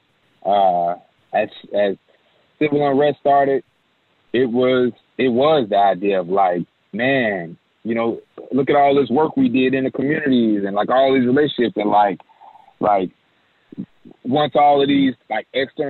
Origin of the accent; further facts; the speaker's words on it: Chicago, Illinois, United States; I'm from Chicago